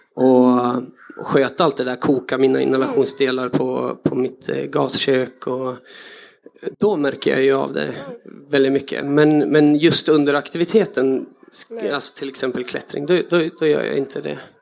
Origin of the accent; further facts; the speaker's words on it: Östersund, Jämtland, Sweden; jag växte upp i Jämtland med mycket friluftsliv